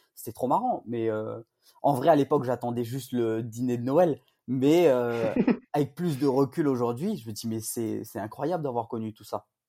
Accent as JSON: {"language": "French", "town": "Saint-Paul", "country": "Réunion", "tie": "born or raised there", "also_born_or_lived": "Rennes", "said": "Je suis originaire de Saint-Paul, euh, West Coast"}